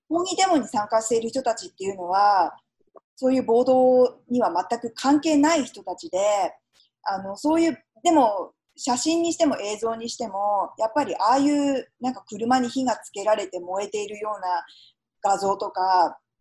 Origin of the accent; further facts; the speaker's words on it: Japan; now in United States; 私がたまたま日本で生まれて育ってますけれども